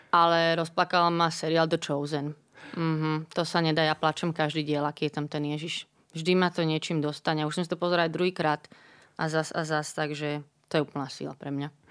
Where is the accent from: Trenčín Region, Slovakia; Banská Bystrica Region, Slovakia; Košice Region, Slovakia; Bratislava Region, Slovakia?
Bratislava Region, Slovakia; Bratislava; ja som z Bratislavy